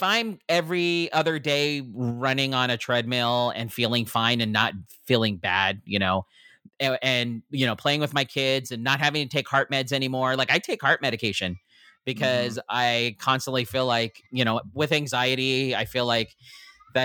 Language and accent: English; Philippines; being a Filipino